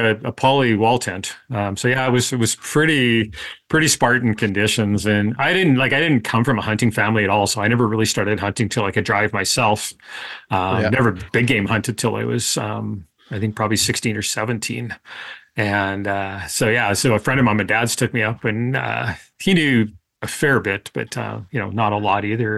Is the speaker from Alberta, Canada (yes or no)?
no; Winnipeg, Manitoba, Canada; also born or lived in Gillam, Manitoba / The Pas, Manitoba; I was born in Winnipeg and worked up in Gillam, Genpeg, went to college in the Paw. So, I mean, I know Northern Manitoba pretty well